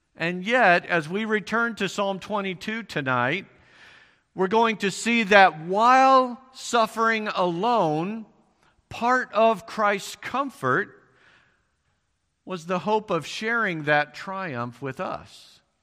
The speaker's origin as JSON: {"language": "English", "region": "Missouri", "country": "United States", "said": "I'm from Missouri."}